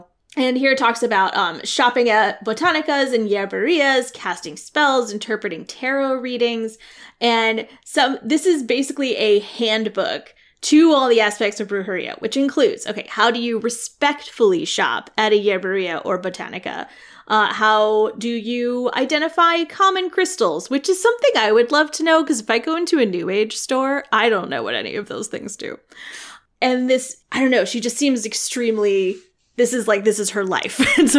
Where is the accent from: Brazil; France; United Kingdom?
United Kingdom; England; also born or lived in Scotland; My family's so boring. Okay. This is fine. It's like, where are you from? England, but also Scotland.